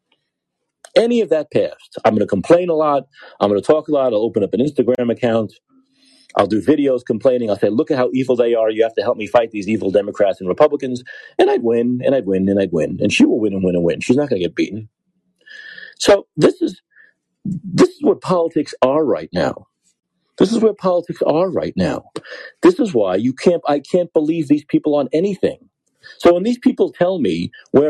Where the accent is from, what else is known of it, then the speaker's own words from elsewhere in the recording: New York, United States; moved away as an adult; now in San Francisco, United States; I'm from New York. I live in San Francisco now.